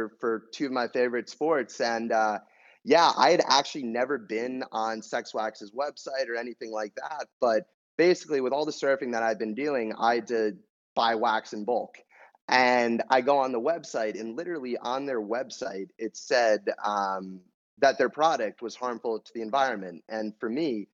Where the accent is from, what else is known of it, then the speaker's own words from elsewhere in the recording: New York, United States; moved away as an adult; now in California, United States; grew up in New York, playing a lot of hockey, ice hockey